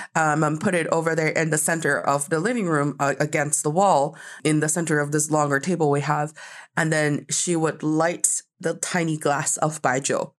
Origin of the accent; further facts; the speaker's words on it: China; also born or lived in United States; as a Chinese person